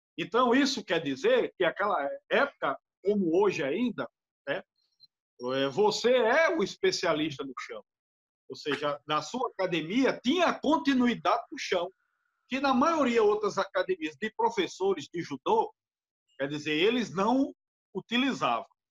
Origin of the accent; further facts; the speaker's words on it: Natal, Rio Grande do Norte, Brazil; also born or lived in Recife; eu sou de Natal, Rio Grande do Norte, aqui em Natal